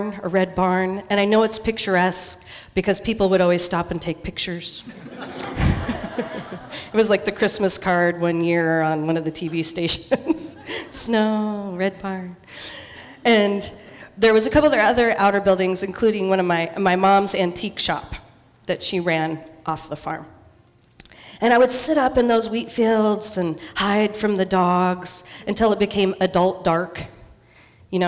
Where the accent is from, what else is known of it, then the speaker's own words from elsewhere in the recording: Eastern Washington, United States; moved away; I grew up in Eastern Washington